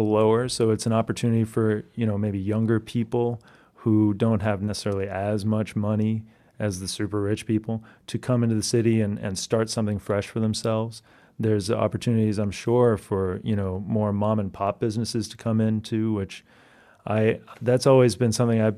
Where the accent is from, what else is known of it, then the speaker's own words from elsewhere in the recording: New York City, New York, United States; so yes, I am a New Yorker.